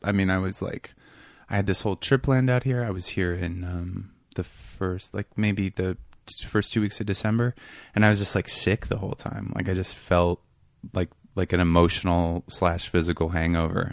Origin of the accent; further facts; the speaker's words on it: Seattle, Washington, United States; moved away; I grew up in this neighborhood called Queen Anne